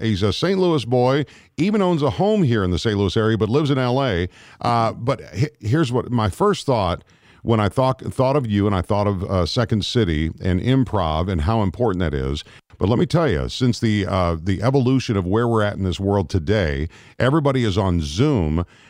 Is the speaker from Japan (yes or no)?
yes; Misawa, Aomori, Japan; born there; Yeah, I was born in Misawa Air Force Base, Japan. So a proud Air Force brat for sure.